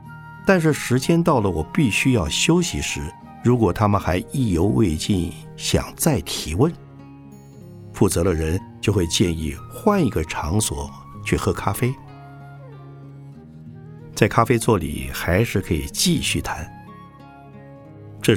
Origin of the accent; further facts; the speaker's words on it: Shanghai, China; 我小时候住在上海，后来到了台北、东京、纽约，然后又到过欧洲许多大城市和小乡镇。